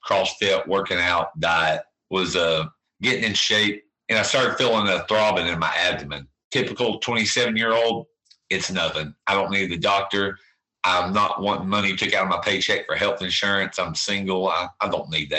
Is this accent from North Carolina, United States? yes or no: yes; Bethel, North Carolina, United States; born and raised here in a little community called Bethel